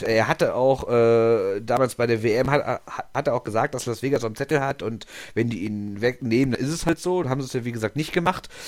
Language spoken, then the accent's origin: German; Düsseldorf, North Rhine-Westphalia, Germany; ja, als Düsseldorfer darf man den natürlich nicht vergessen.